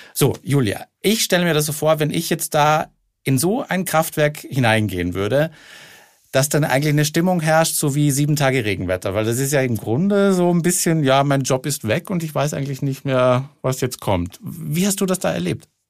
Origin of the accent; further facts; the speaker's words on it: Austria; ich komme aus Österreich